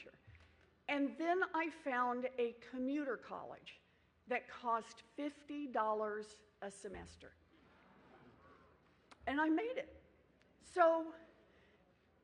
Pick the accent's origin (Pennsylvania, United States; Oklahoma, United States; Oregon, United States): Oklahoma, United States; I grew up out in Oklahoma on the ragged edges of the middle class